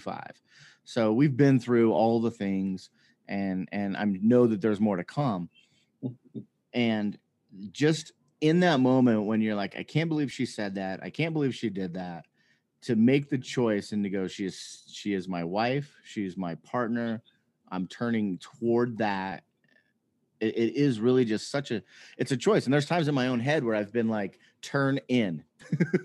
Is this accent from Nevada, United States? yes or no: yes; Las Vegas, Nevada, United States; I grew up in Las Vegas.